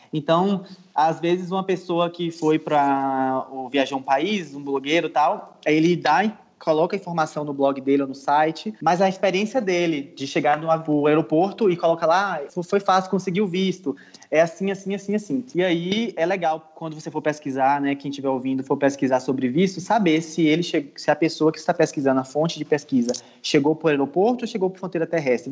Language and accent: Portuguese; Brazil; eu sou brasileiro